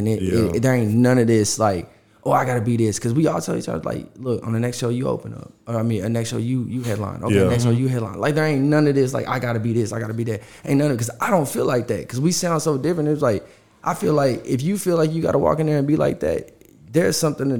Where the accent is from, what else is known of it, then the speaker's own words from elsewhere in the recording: Yuma, Arizona, United States; born there; also born or lived in Oceanside, California / Michigan / Louisiana; Yeah, I was born in Arizona, in Yuma, Arizona, and then I lived in San Diego, California, well, Oceanside, California. Then I moved to Michigan. Then I moved to South Louisiana.